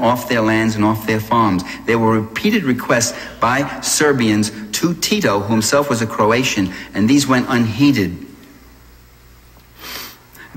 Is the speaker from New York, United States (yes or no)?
yes; New York, United States; I'm from New York